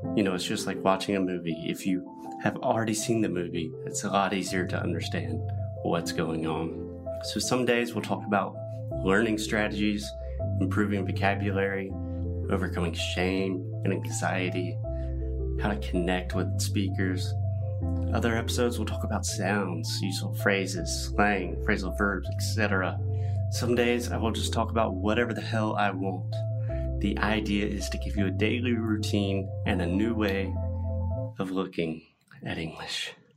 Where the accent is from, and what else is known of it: United States; born or raised there